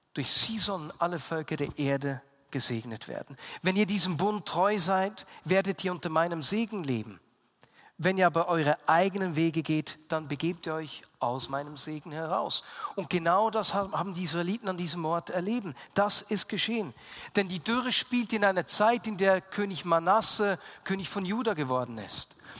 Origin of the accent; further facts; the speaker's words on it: Switzerland; also born or lived in Bern; bei uns in der Schweiz